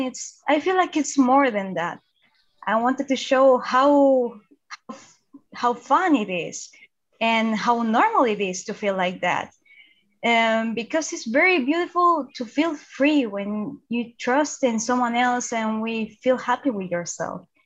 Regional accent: Santiago, Santiago Metropolitan Region, Chile; I'm from Chile, Santiago

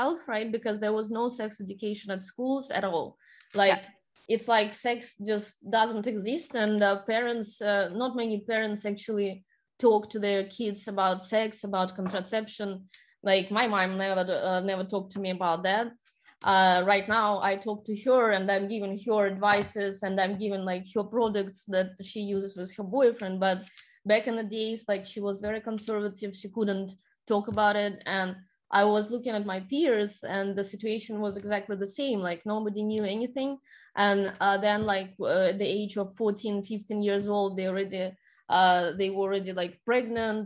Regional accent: Saint Petersburg, Russia; moved away as an adult; now in United States; I'm originally from St. Petersburg, Russia. I haven't been there for 5 years

